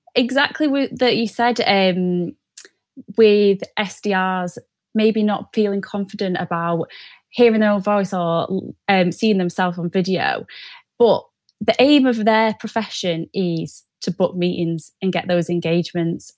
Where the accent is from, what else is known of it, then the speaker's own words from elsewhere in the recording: Manchester, North West England, United Kingdom; moved away as an adult; now in North East England, United Kingdom; I'm originally from Manchester, but moved to the Northeast for uni.